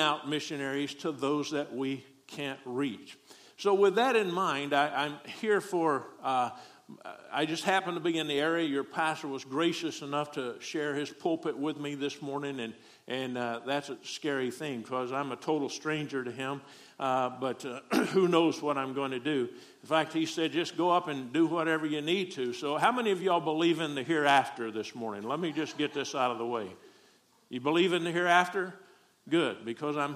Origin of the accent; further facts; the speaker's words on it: Texas, United States; accent: southern; moved away as an adult; also born or lived in South Korea / San Dimas, California / Springdale, Arkansas; I grew up in Texas